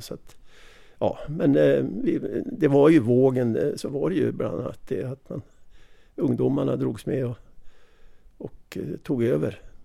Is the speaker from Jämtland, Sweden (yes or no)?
yes; Jämtland, Sweden; jag är ju jämte